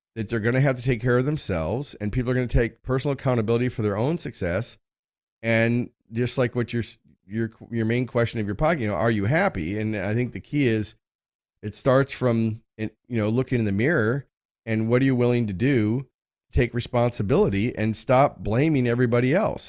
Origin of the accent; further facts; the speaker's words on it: United States; I grew up in America, I'm a, a white male